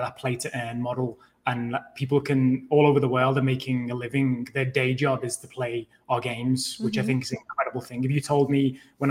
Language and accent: English; England, United Kingdom; now in Los Angeles, United States; As you can probably tell from my accent, I'm originally from the UK